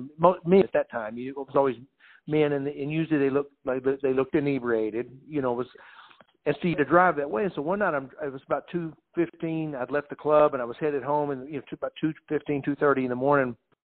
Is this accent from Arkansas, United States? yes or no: no; Texas, United States; And my brother, I had our guys, we came up from Texas, you know.